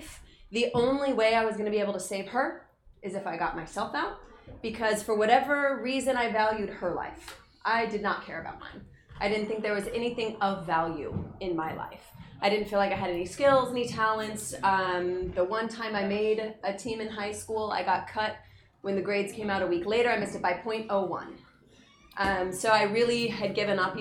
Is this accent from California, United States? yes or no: no; Utah, United States; growing up in Utah was a very tough place to grow up